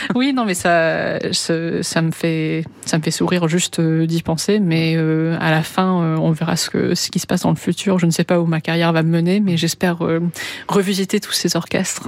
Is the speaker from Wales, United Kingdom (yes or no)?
no; London, United Kingdom; moved away; je suis née à Londres, j'ai grandi à Londres